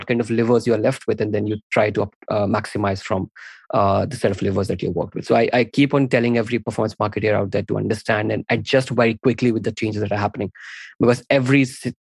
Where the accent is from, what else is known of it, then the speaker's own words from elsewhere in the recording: India; I'm an Indian dude